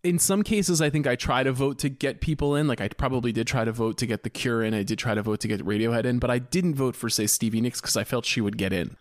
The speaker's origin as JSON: {"language": "English", "area": "Long Island", "region": "New York", "country": "United States", "tie": "born or raised there", "said": "I'm from Long Island, New York"}